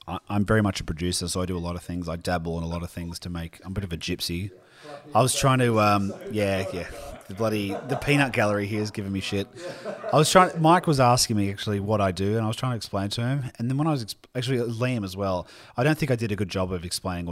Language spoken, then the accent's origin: English; Sydney, New South Wales, Australia; also born or lived in Melbourne; I grew up in, might shock people, the Western Sydney. We were at Balcombe Hills for a long time, and then we moved to Melbourne because of my dad's work. And then we moved back when I was probably six to DY, and then we moved to our place in Wheeler Heights